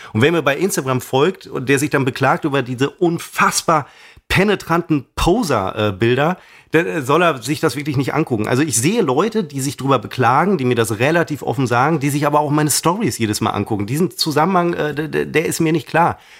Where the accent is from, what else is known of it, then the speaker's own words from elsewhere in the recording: Münster, North Rhine-Westphalia, Germany; in meinem Heimatort Hiltrup, aus dem ich ja nun mal ursprünglich äh, komme, einem Stadtteil von, oder sagen wir mal dem Nobelstadtteil von äh, Münster